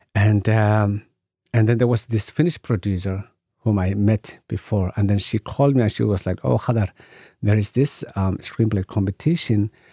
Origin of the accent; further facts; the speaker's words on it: Somalia; I come from Somalia, you know, and in Somalia, you know, we are a nation of poets and stories. So I grew up listening to stories